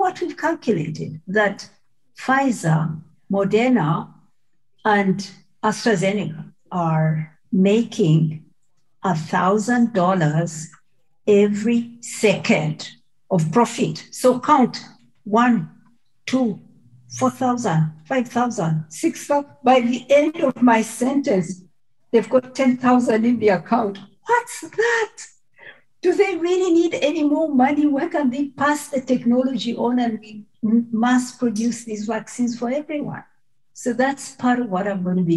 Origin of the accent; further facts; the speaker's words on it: Mbarara, Western Region, Uganda; moved away; my village in Mbarara